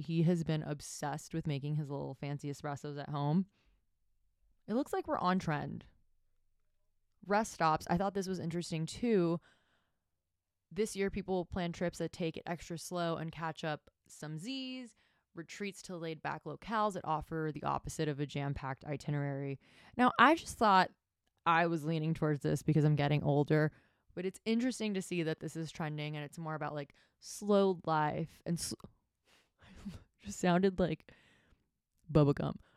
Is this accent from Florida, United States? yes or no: yes; Miami, Florida, United States; also born or lived in Tampa Bay; I'm from Miami. I was born and raised there